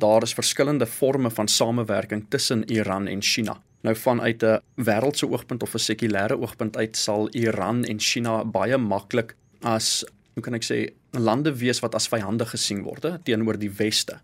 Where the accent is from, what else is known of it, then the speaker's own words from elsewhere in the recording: South Africa; vir ons dan as Suid-Afrikaners